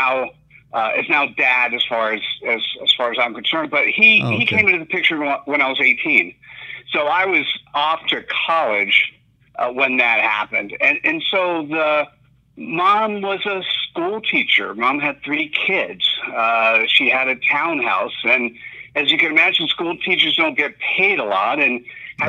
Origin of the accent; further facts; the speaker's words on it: New Jersey, United States; moved away as an adult; also born or lived in New York / Miami; my formative years in New Jersey.